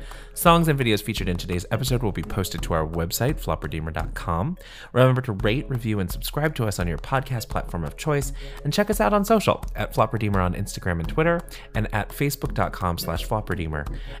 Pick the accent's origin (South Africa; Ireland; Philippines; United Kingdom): Philippines; Yeah. As a Filipino, I co-sign.